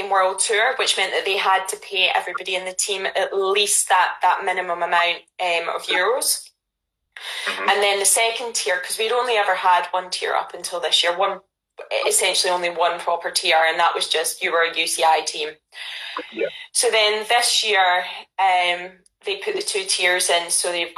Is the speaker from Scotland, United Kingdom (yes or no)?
yes; Ayrshire, Scotland, United Kingdom; moved away as an adult; also born or lived in Glasgow; now in London, United Kingdom; I was born in Glasgow, grew up in Ayrshire, went to university in Glasgow, and then moved to London